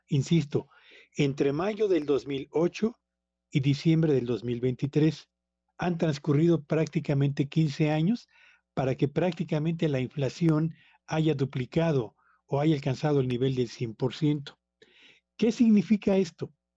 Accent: Mexico; en países como México donde somos dependientes fundamentalmente de la importación de alimentos

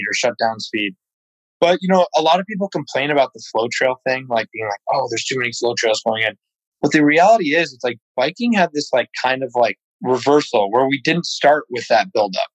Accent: upstate New York, United States; I grew up right in Plattekill Bike Park in upstate New York

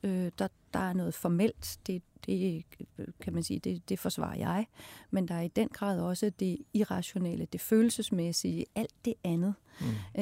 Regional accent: Denmark

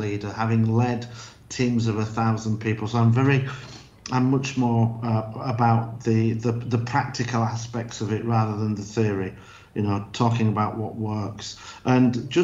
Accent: Yorkshire and the Humber, United Kingdom; also born or lived in United States; now in Spain; I'm from Yorkshire

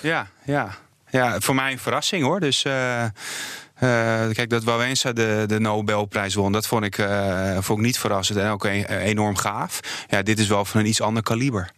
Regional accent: Poland; now in Netherlands; ik ben toch gewoon heel trots op mijn moederland.

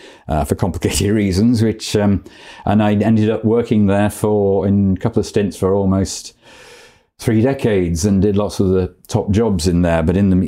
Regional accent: Stretford, North West England, United Kingdom; also born or lived in Oxford; I'm from Stretford, like you.

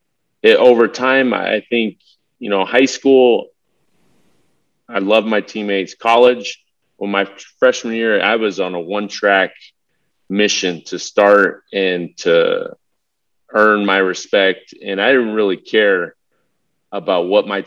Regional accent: Southern California, United States; I grew up in Southern California. I had every race, background, cultural lived on my block when I grew up

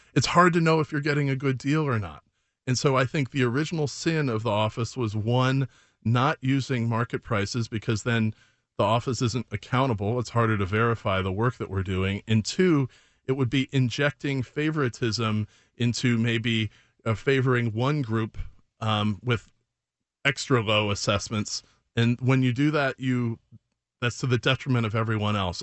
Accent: Chicago, Illinois, United States; also born or lived in Oak Park; I grew up in Chicago

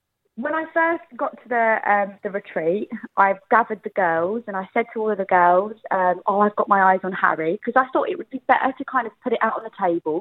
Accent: Essex, East of England, United Kingdom; I'm just an Essex girl from the block

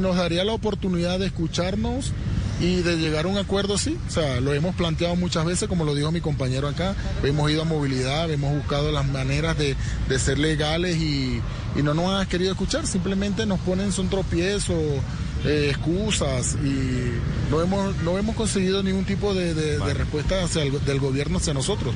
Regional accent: Venezuela; moved away as an adult; now in Bogotá, Colombia; Soy venezolano

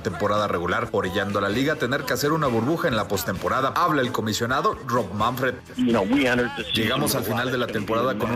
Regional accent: Mexico; orgulloso, orgulloso de mi tierra, orgulloso por toda esta gente, que la verdad, el apoyo de México es un apoyo que es el que nos tiene aquí a mí, a Víctor.

